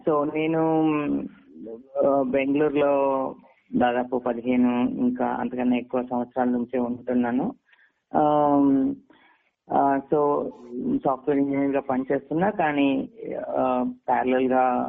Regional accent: Karimnagar, Telangana, India; now in Bangalore, India; నేను ఒక తెలుగు మీడియం నుంచి వచ్చిన వాడిని ఒక చిన్న టౌన్ లో కరీంనగర్ అనే టౌన్ లో చదువుకున్నాను

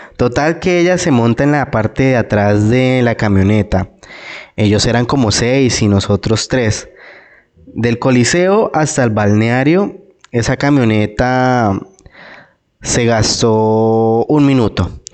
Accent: Cesar, Colombia; moved away as an adult; also born or lived in Bogotá; salirme nuevamente de mi tierra

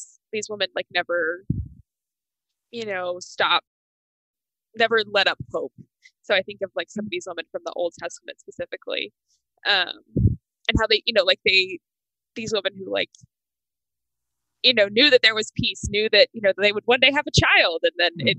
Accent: the South, United States; I grew up in the South, where Catholicism is not very prevalent.

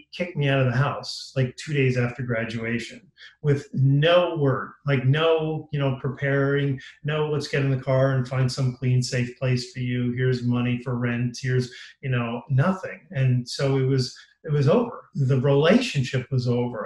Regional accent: Long Island, New York, United States; I was a happy kid growing up in Long Island

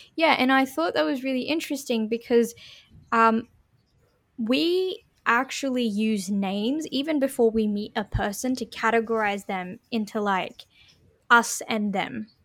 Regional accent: Sydney, New South Wales, Australia; we're from Western Sydney, you know, we don't sound like Western Sydney has an accent

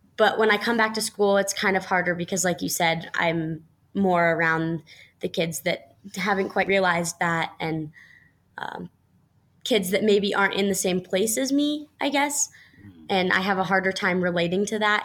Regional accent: Colorado, United States; the Lions Kids Kayak Club here in my hometown

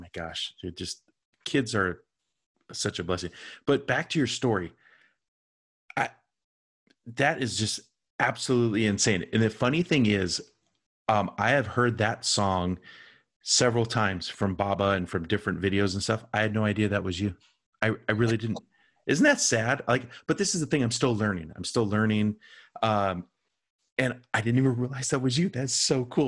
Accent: United States; I was just this white dude from the United States

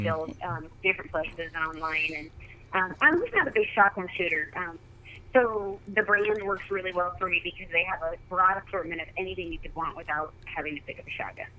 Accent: Oregon, United States; I was uh, born and raised in Oregon, and I kind of grew up backcountry hunting.

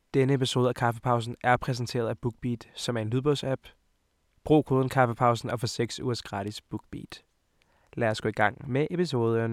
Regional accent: Hvidovre, Capital Region of Denmark, Denmark; also born or lived in Montenegro; Jeg kommer fra Montenegro af og fra Hvidovre af

